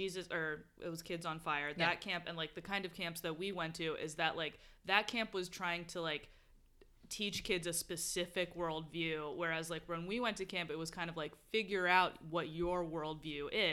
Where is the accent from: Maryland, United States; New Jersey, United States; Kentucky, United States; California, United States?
Maryland, United States; Bethesda; also born or lived in Cleveland Park, Washington, D.C.; now in Washington, D.C., United States; I grew up in Bethesda, uh-huh. And I live in Cleveland Park now